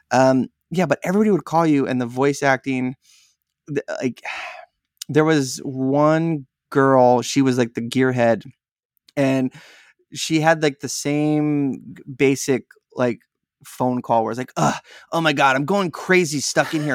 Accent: San Diego, California, United States; I'm from San Diego

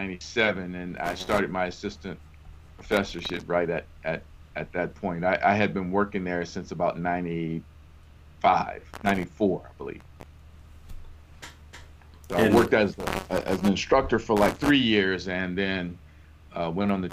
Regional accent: New Orleans, Louisiana, United States; moved away as an adult; also born or lived in Lafayette, Louisiana / Baton Rouge, Louisiana; now in Austin, United States; I was born and raised in New Orleans

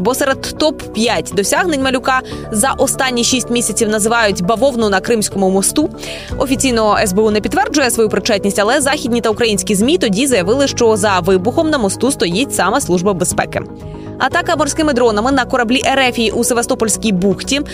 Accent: Ukraine

